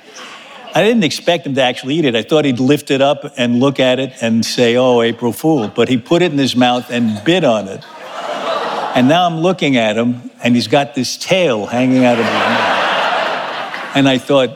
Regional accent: New York City, New York, United States; I was born in Manhattan on 32nd Street and 3rd Avenue

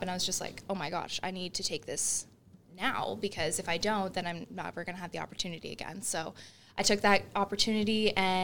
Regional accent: Brockville, Ontario, Canada; I lived in Brockville.

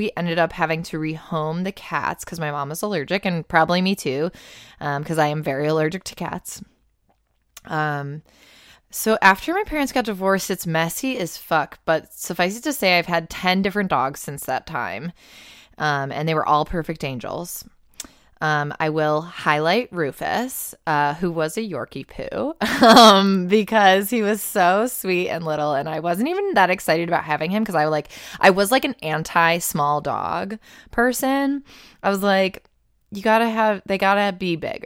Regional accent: Buffalo, New York, United States; I grew up around Buffalo, it's always been cold as fuck.

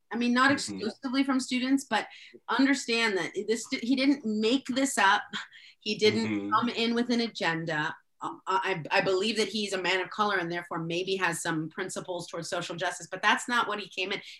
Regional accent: El Salvador; I'm, I'm as I uh, mentioned, I'm from El Salvador, uh, a, a country that was never named when I grew up in school.

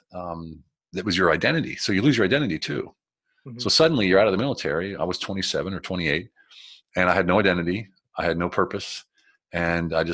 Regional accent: United States; moved away as an adult; also born or lived in Germany / Berlin; now in Budapest, Hungary; I'm an American. Yes, I'm American

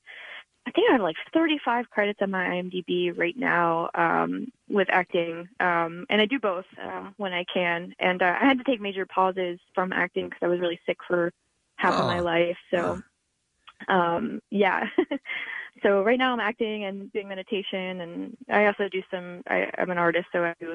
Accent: Bethlehem, Pennsylvania, United States; also born or lived in Northwest New Jersey; now in Jersey City, United States; So I am originally from Northwest New Jersey, out by Easton, Pennsylvania. Oh. But I grew up in Bethlehem, Pennsylvania for some time. But now I'm currently living in Jersey City, New Jersey.

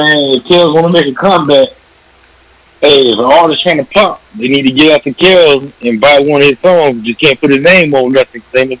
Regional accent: Florida, United States; I'm from Florida.

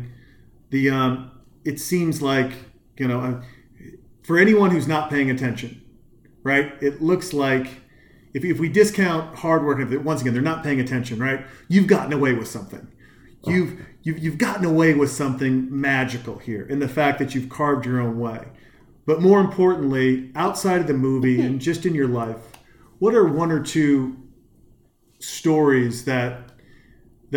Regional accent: Whitefish, Montana, United States; moved away; I'm a kid from Montana

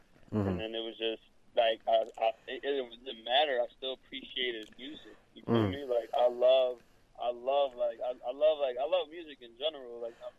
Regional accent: New York, United States; also born or lived in Miami; I was born in New York, but I was raised between New York and Miami.

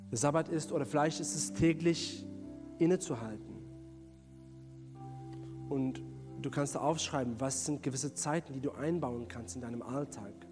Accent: South Africa; bin ich in Südafrika groß geworden

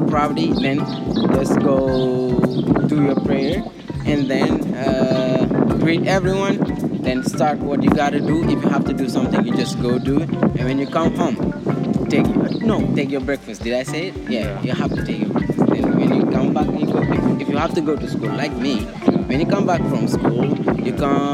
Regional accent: Dakar, Senegal; I'm from Dakar

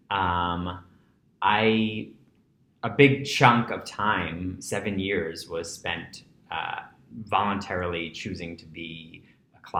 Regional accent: New York City, New York, United States; I grew up in Breezy Point. Okay. Which is the tip of Rockaway Beach

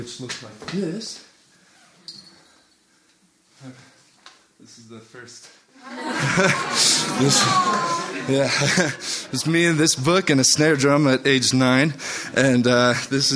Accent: Highlands Ranch, Colorado, United States; Growing up in Highlands Ranch

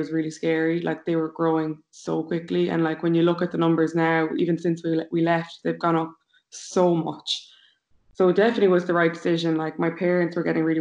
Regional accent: Limerick, Munster, Ireland; moved away as an adult; now in New York, United States; We're both from Limerick.

